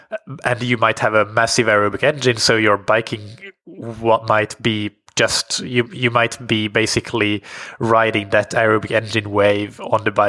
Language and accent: English; Colombia; now in Mexico; I'm from Colombia and currently living in Mexico.